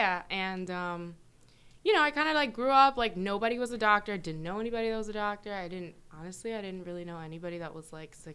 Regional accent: New York, United States; born there; I was born in New York, and I'm a first generation.

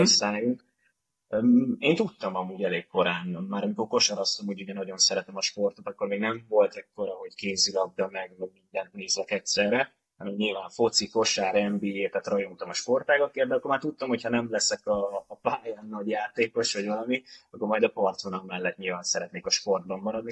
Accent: Budapest, Hungary; a tizenötödik kerülethez, ahol felnőttem

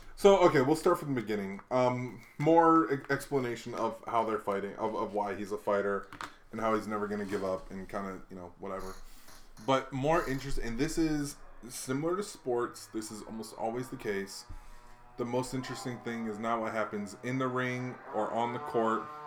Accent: Hawaii, United States; moved away; I just grew up in Hawaii

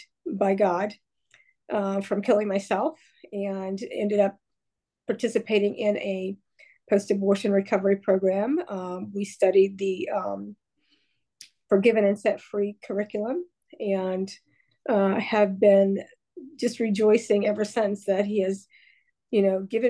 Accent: Rhea County, Tennessee, United States; I grew up in Ray County, which is a small community north of Chattanooga and Chattanooga, Tennessee

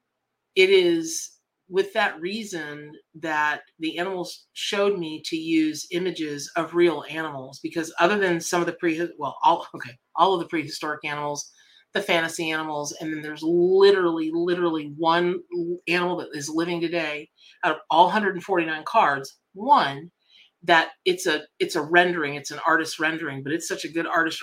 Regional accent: Ocala, Florida, United States; also born or lived in Miami, Florida / Boca Raton, Florida; I'm from Ocala, Florida, right? So I, you know, originally from Miami Boca, but grew up in Ocala

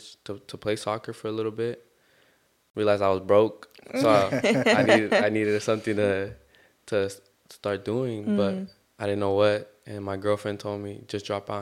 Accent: Long Beach, California, United States; also born or lived in Guadalajara, Jalisco, Mexico; I was raised in Long Beach

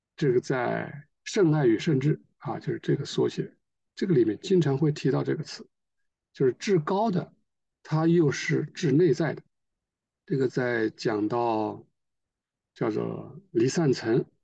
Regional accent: China; 我们中国人比较适应这个说法

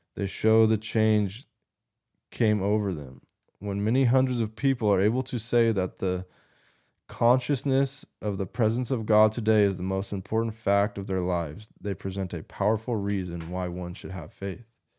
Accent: United States; an American Christian male in twenty twenty-four now

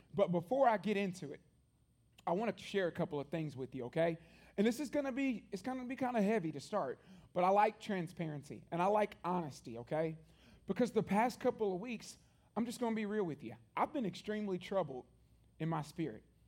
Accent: Columbia, Tennessee, United States; one church my entire life growing up in Columbia, Tennessee

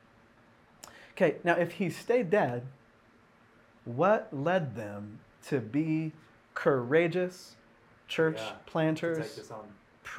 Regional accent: Seattle, Washington, United States; in my hometown in Seattle

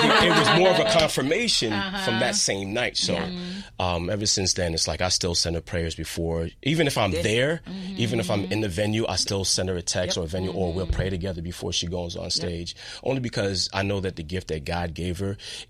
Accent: Haiti; I'm Haitian

